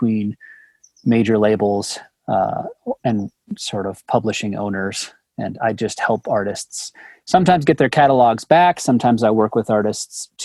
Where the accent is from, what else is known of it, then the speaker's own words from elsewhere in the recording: Denver, Colorado, United States; I'm from Denver, Colorado